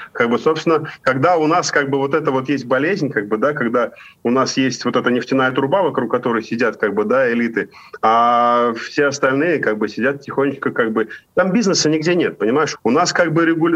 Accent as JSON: {"language": "Russian", "town": "Ufa", "region": "Bashkortostan", "country": "Russia", "tie": "born or raised there", "moved": "as an adult", "lives_now": "Spain", "said": "в Уфе, в моем родном городе"}